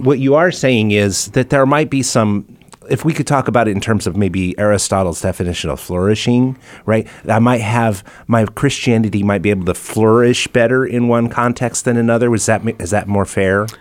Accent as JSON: {"language": "English", "country": "United States", "said": "I didn't have a say on whether I'm an American or not"}